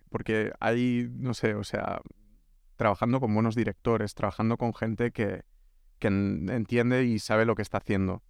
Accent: Pineda de Mar, Catalonia, Spain; moved away as an adult; also born or lived in Barcelona; now in Madrid, Spain; Yo he estudiado en Barcelona, pero soy de un pueblo que se llama Pineda

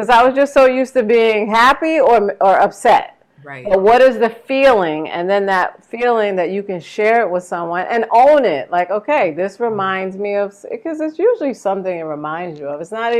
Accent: New York City, New York, United States; I grew up in New York. I grew up in the Bronx.

